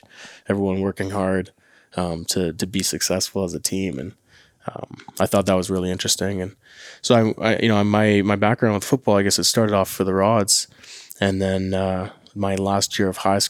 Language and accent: English; Winnipeg, Manitoba, Canada; I'm from St. James in Winnipeg